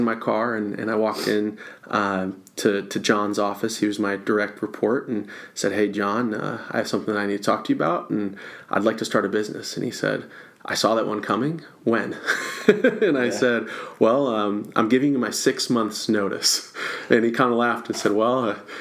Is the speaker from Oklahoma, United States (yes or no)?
no; Rochester, Michigan, United States; moved away as an adult; now in Florida, United States; I was born and raised in Michigan and north of Detroit